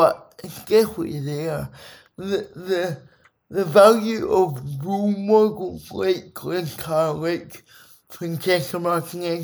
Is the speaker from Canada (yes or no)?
no; Scotland, United Kingdom; it's such a part of my identity being Scotland. Being Scottish